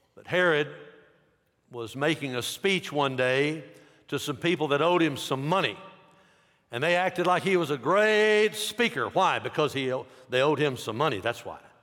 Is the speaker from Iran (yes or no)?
no; United States; I'm an American